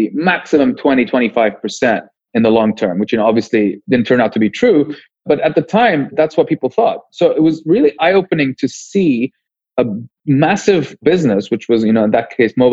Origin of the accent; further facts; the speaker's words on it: Beirut, Lebanon; also born or lived in London, United Kingdom; now in Cape Town, South Africa; I was born in London to Lebanese parents. And we moved to Lebanon when I was 6 years old